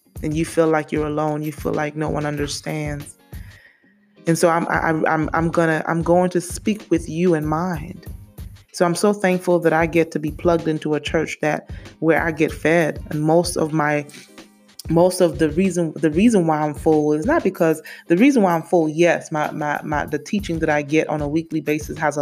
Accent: St. Lucia; now in Memphis, United States; I'm originally from St. Lucia in the West Indies. I've been in the States for a long time. I want to say since 98. Been living in Memphis since 2006.

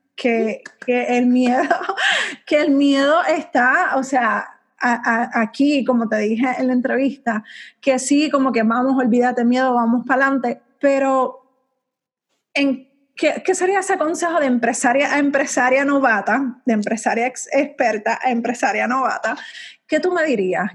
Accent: Puerto Rico; yo no me veo fuera de mi isla bella. O sea, yo amo mi isla.

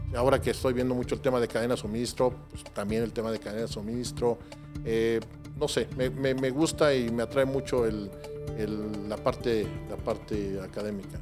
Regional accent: Mexico City, Mexico; yo sí vengo de Coyoacán

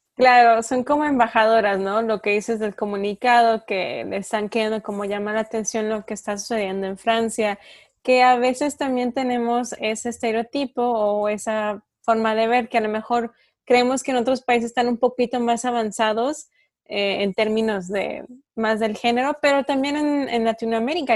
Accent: Durango, Mexico; aquí en Durango, bueno, yo soy de Durango del norte de México

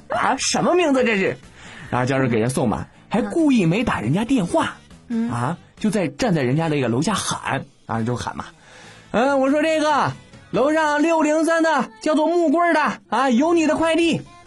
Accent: China; 身为中国人

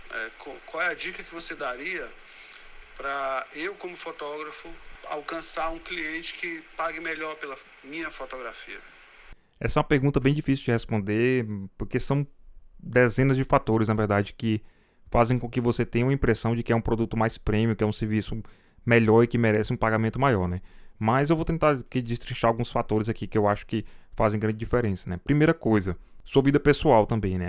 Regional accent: Fortaleza, Ceará, Brazil; sou de Fortaleza

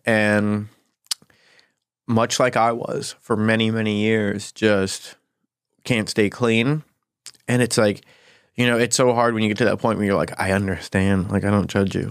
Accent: Gary, Indiana, United States; moved away; I'm actually from Gary, Indiana

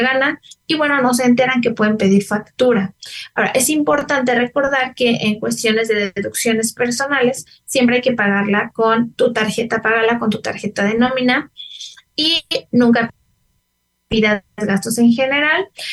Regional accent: Mexico; como ciudadanos, como mexicanos, como contribuyentes

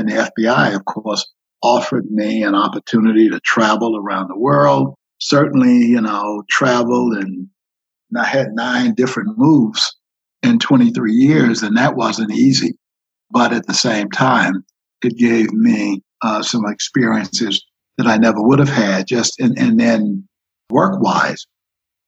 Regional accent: Miami, Florida, United States; moved away as an adult; also born or lived in Washington, D.C.; I grew up in Miami, Florida, attended all segregated high schools

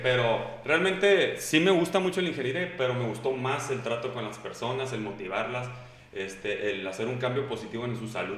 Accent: Mexico

